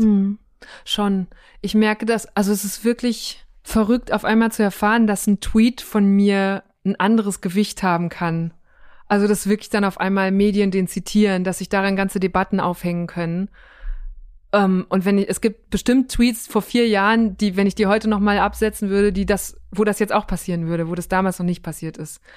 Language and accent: German; Münsterland, North Rhine-Westphalia, Germany; now in Berlin, Germany; in meiner Heimat im Münsterland